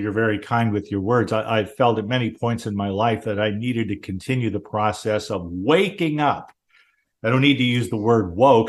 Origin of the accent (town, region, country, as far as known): Southern California, United States; born or raised there